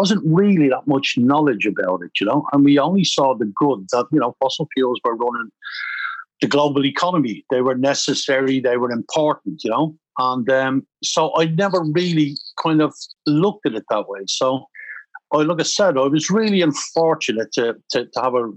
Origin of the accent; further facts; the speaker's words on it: Dublin, Leinster, Ireland; moved away as an adult; also born or lived in Canada; I grew up in Dublin, left school at 15